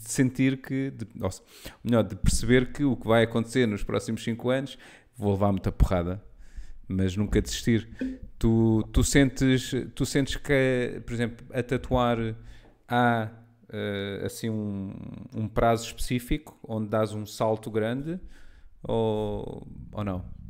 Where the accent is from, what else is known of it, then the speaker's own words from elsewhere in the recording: Lisbon, Portugal; cresci, não é? eu sou, sou de Lisboa